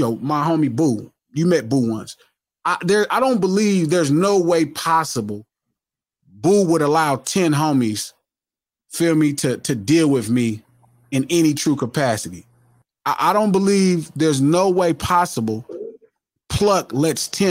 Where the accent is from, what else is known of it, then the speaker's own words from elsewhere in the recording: Compton, California, United States; also born or lived in Watts, Los Angeles; culturally I grew up in Compton and Watts pretty much as many days a week. So even though I grew up, you know, at my mom's house, we grew up in the Richland Farms